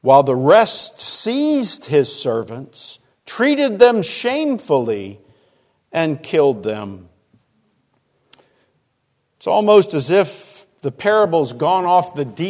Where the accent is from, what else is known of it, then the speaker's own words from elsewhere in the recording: Arlington, Virginia, United States; I grew up in Arlington, Virginia, and back in the 50s